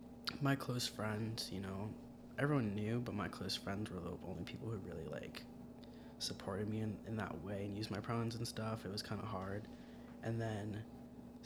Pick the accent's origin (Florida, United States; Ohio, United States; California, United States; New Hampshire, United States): Florida, United States; South; moved away as an adult; I'm from South Florida